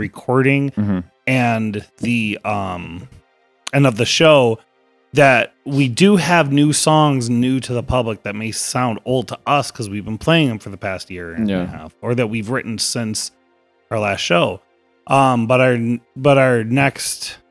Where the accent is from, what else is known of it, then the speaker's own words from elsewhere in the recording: Rochester, United States; Rochester. We're local